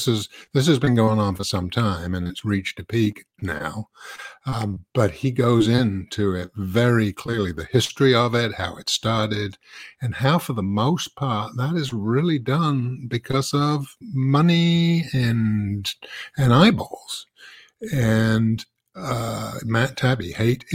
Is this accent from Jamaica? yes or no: no; London, United Kingdom; moved away as an adult; now in United States; I come from London originally. I've actually lived in the U.S. for 35 years